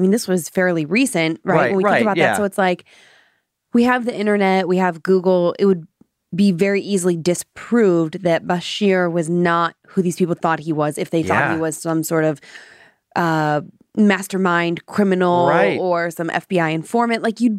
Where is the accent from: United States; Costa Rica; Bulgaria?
United States; Cleveland, Ohio; I grew up in Cleveland where gangs were very like normal. I mean, not in my neighborhood, right? I lived in a more suburban area